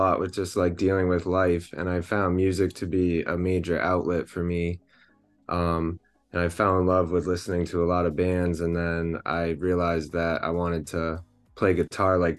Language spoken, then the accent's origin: English; Concord, Massachusetts, United States; I'm from the Concord area